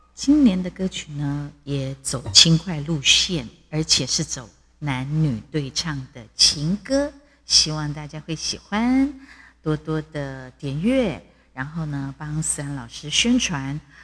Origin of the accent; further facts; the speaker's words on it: Taiwan; 我是台湾人